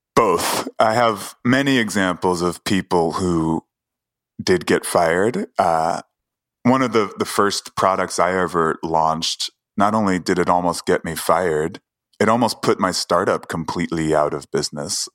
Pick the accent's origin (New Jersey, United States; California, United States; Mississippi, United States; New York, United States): New York, United States; New York City; I grew up in Queens